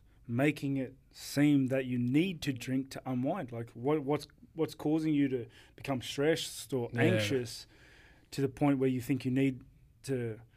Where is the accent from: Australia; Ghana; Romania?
Australia; Sydney, New South Wales; Because I grew up in Housing Commission in Menai